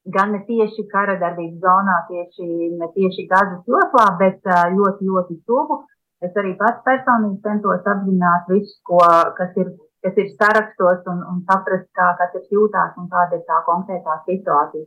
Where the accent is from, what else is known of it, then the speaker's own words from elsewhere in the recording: Latvia; now in Israel; Mēs esam latvieši šeit, bet tā pašā laikā mēs esam pilntiesīgi Izraels iedzīvotāji.